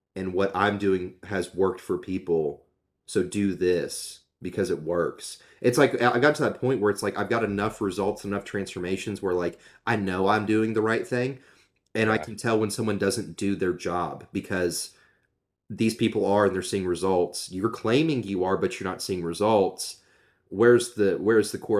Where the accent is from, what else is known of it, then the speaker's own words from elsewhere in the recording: Knoxville, Tennessee, United States; I grew up in Knoxville